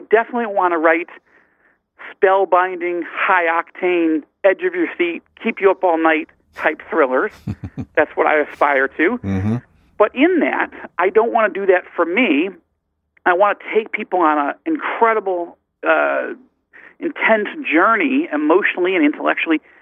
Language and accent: English; Fairport, New York, United States; moved away as an adult; also born or lived in Syracuse, New York; now in Israel; I was born in Syracuse and grew up uh, in a little town outside of Rochester uh, called Fairport